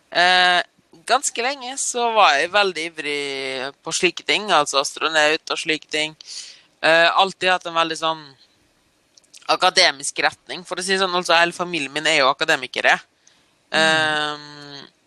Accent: Norway; also born or lived in East Germany; oppvokst i Norge, da.

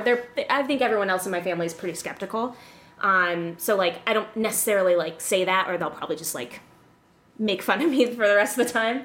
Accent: Illinois, United States; moved away; also born or lived in West Hollywood; I grew up in Illinois

